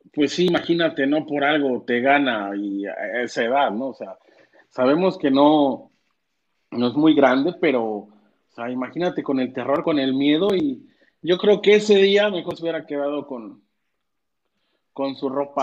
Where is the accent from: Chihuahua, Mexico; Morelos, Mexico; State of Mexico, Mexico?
Morelos, Mexico; Cuernavaca; Yo soy de Cuernavaca, no soy de, Monterrey